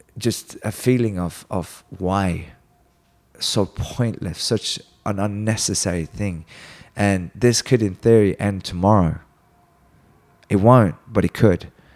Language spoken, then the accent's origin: English; Sweden; now in United States; I'm from Sweden